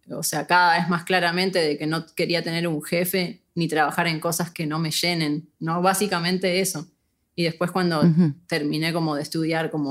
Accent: Buenos Aires, Argentina; Sí, yo crecí en Buenos Aires, pero nos mudamos muchas veces

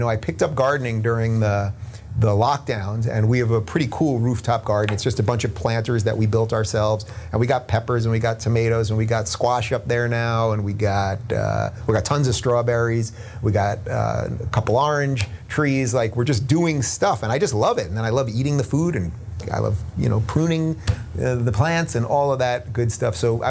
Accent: New York City, New York, United States; moved away; And just growing up in New York City

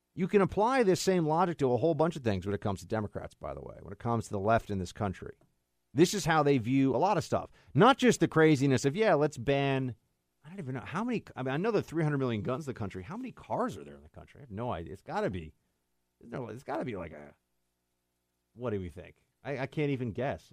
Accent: New York City, New York, United States; I'm from New York City, born and raised

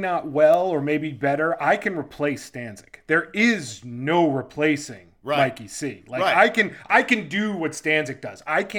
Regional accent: Long Island, New York, United States; I'm a Long Island guy.

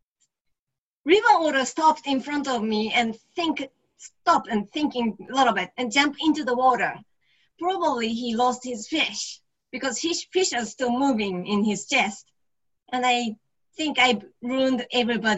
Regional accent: Yokohama, Kanagawa, Japan; moved away as an adult

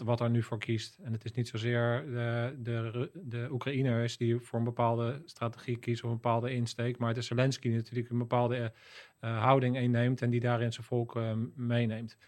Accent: Netherlands; je als Nederlander

